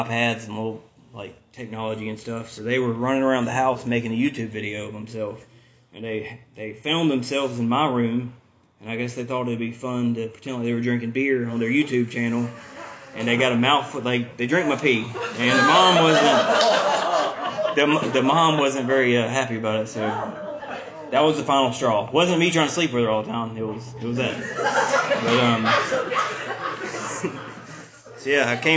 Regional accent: the South, United States; also born or lived in Vermont / Angier, North Carolina; I was from the South

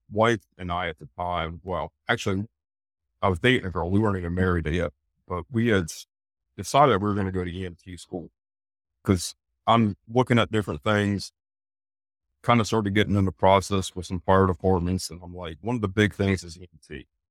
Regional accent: Eastern Pennsylvania, United States; moved away as an adult; also born or lived in York, Pennsylvania; now in Charlotte, United States; back up to my hometown

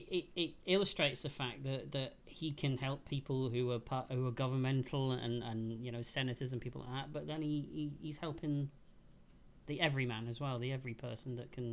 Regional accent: England, United Kingdom; Growing up in England

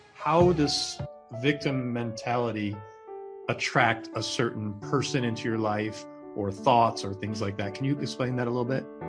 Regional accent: Binghamton, New York, United States; I'm in your hometown, both of our hometowns, Binghamton, New York.

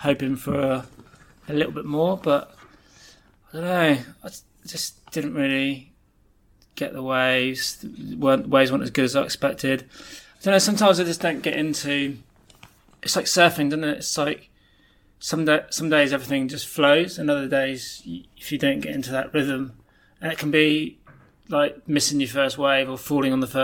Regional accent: Barnstaple, South West England, United Kingdom; also born or lived in Plymouth; born in Plymouth and was in Plymouth until I was about 7 or 8, and then we moved back to Barnstable

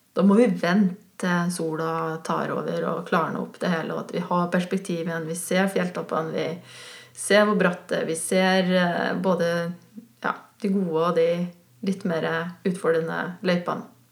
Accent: Switzerland; now in Norway; på fjellet oppe i Sveits, der jeg kommer fra

